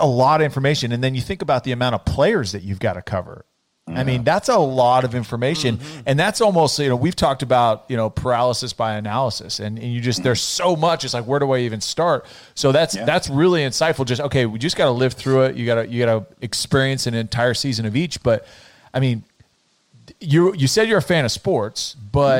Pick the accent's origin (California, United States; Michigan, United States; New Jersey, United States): California, United States; moved away as an adult; also born or lived in Edmonton, Canada; I was from California